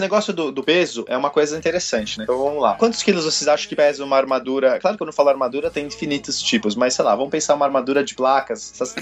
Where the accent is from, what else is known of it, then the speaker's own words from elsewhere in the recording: São Paulo, Brazil; Eu sou de São Paulo.